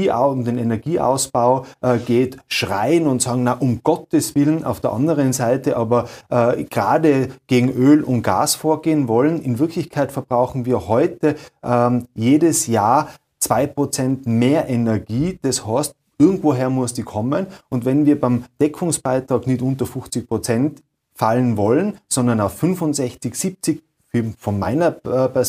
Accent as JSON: {"language": "German", "region": "Tyrol", "country": "Austria", "said": "Bei uns in Tirol steigen tausende Menschen auf die Photovoltaikanlagen um."}